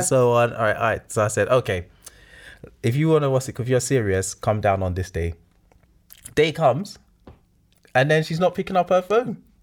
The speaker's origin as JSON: {"language": "English", "country": "Nigeria", "said": "I'm Nigerian"}